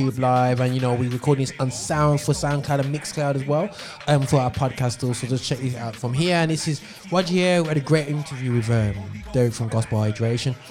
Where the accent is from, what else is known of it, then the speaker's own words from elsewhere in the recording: Birmingham, West Midlands, United Kingdom; here in my hometown, Birmingham